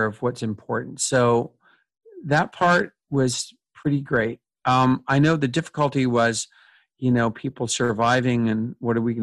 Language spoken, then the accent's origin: English; Canada; proud of being Canadian